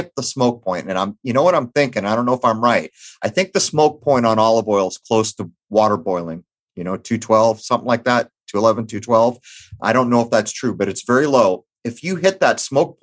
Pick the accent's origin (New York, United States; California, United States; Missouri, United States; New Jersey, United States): California, United States; San Diego; where I grew up in East County, San Diego